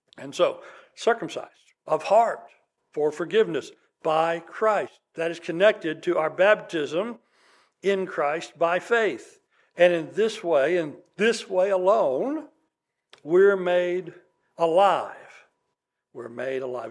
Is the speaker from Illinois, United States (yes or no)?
no; West Texas, United States; I grew up in West Texas